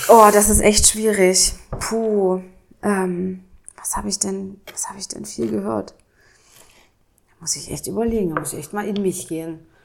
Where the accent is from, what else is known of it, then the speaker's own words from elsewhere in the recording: Dessau-Roßlau, Saxony-Anhalt, Germany; also born or lived in Lutherstadt Wittenberg; now in Berlin, Germany; Ich äh, komme aus Dessau-Rosslau, also da bin ich groß geworden. Äh, geboren wurde ich in der Lutherstadt Wittenberg.